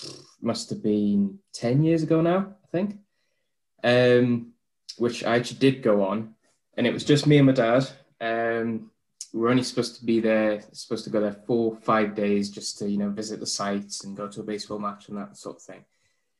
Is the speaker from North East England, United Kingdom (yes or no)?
yes; North East England, United Kingdom; moved away as an adult; also born or lived in Edinburgh; I'm English, first of all, not Scottish. From northeast of England, but I went up to Edinburgh for uni.